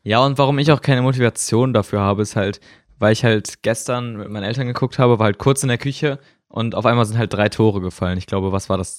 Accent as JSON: {"language": "German", "country": "Germany", "said": "Also ich bin Deutscher"}